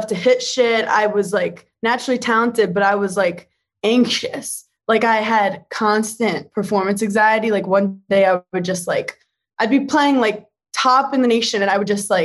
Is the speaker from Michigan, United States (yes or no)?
no; New York City, New York, United States; I feel like I was raised in Park Slope, Brooklyn